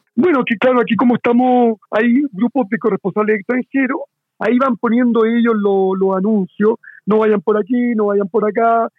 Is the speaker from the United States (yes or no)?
no; Chile; somos de Chile